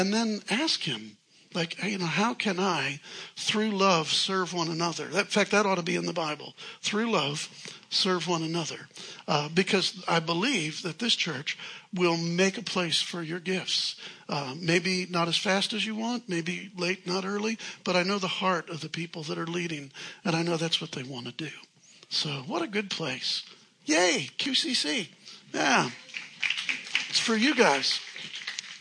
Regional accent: Chicago, Illinois, United States; I'm from Chicago. We're rude in Chicago

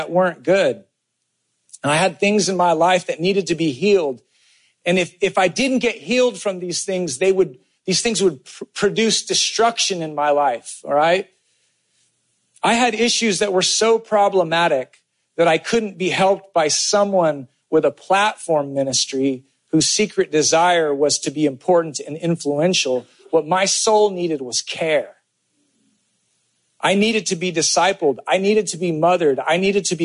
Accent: California, United States; I grew up in California

